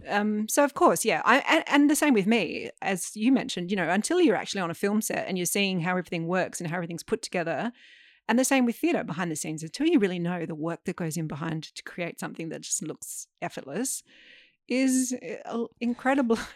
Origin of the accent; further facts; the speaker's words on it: Adelaide, South Australia, Australia; growing up in Adelaide